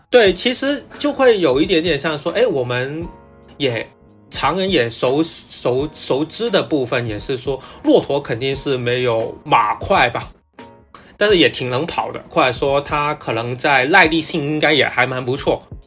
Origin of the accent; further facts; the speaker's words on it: Guangzhou, Guangdong, China; accent: Cantonese-accented Mandarin (广普); first language Cantonese; Chinese is a second language; 因为我是一个广州人，那 可能我的普通话会有点普通，就是比较明显的广普